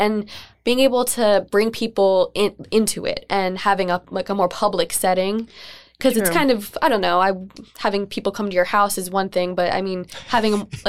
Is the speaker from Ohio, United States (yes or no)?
no; Bethlehem, Pennsylvania, United States; also born or lived in Philadelphia; I grew up in Bethlehem.